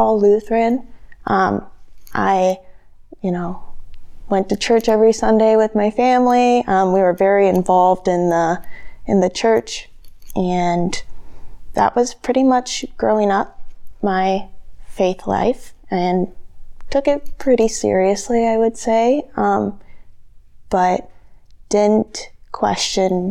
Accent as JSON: {"language": "English", "town": "Mission Hill", "region": "South Dakota", "country": "United States", "tie": "born or raised there", "said": "I grew up just outside of Mission Hill, South Dakota, which is outside of Yankton, about 5 minutes"}